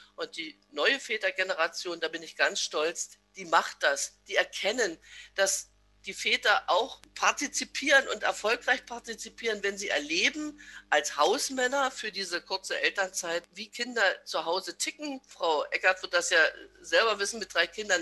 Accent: Massen, Brandenburg, Germany; Ich bin geboren in Betten, das jetzt zu Massen gehört, eingemeindet in einem kleinen Dorf, in dem ich selbst noch zur Welt gekommen bin

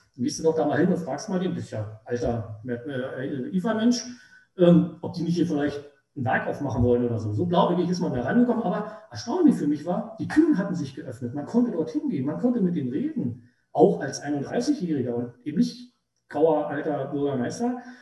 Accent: Treuenbrietzen, Brandenburg, Germany; ich bin im Prinzip von 1970 bis heute nur für sieben Jahre aus meiner Heimatstadt richtig weggekommen

